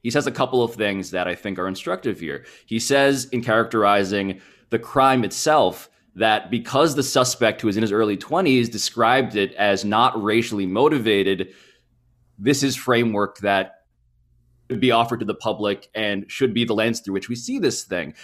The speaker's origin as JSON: {"language": "English", "country": "Philippines", "moved": "yes", "lives_now": "United States", "said": "As a Filipino"}